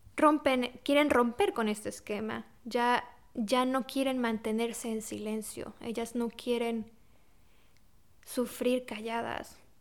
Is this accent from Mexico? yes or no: yes; Mexico; moved away as an adult; now in Poland; yo nací y crecí en México